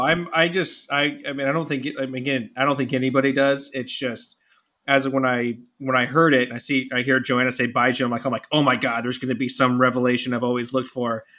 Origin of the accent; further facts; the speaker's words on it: California, United States; as a Californian